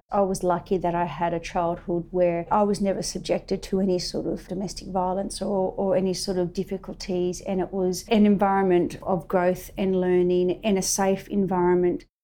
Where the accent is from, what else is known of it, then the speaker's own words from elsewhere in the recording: Penrith, New South Wales, Australia; born there; I was born in Penrith in 1971 whilst my father was serving at RAAF Richmond.